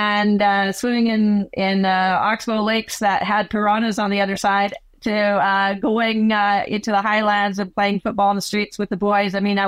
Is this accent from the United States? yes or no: no; Canada; also born or lived in South America; even though I live in Canada, I'm Canadian, I started out in South America, and I was a daughter of missionary religious Bible translators